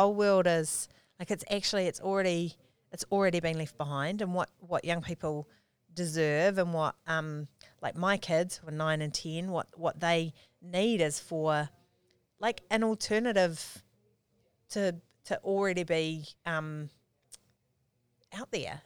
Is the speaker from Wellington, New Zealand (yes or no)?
no; Auckland, New Zealand; also born or lived in Palmerston North; I grew up here in, in Auckland. Um, I was born in, uh, in Freeman's Bay in nineteen seventy-eight